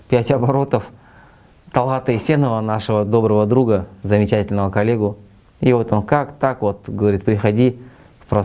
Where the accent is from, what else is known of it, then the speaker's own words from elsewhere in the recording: Almaty, Kazakhstan; я в Алматы вырос, родился на Альфараби мира. Я с детства прикалывался, что мы живем на главном перекрестке Республики Казахстан Альфараби Фурманова.